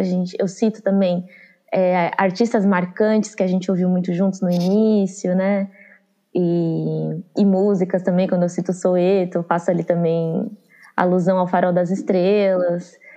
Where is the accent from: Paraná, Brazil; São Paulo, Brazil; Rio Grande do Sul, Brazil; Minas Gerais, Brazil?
São Paulo, Brazil; also born or lived in Juazeiro, Bahia / Curaçá, Bahia / Santo André; depois a gente foi para a Zona Sul de São Paulo e eu passei a maior parte da minha infância